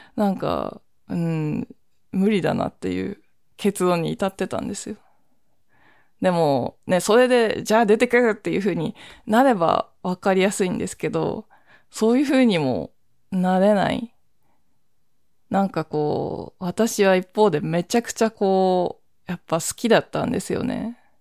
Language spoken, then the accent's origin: Japanese; Ogachi, Akita, Japan; moved away as an adult; also born or lived in Sendai; now in Tokyo, Japan; 合併前の市町村名で、小勝町っていうところの出身だっていうふうに認識してんですよね